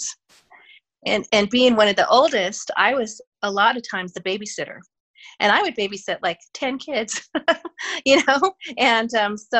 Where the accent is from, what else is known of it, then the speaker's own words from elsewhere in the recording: Denver, Colorado, United States; I'm a native Denver, Colorado person